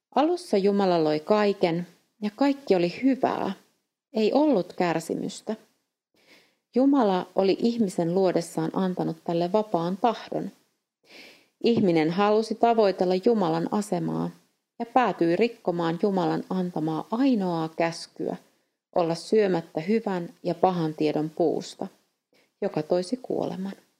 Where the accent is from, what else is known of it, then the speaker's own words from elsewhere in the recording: Finland; moved away as an adult; now in Eastern Europe; olen Suomesta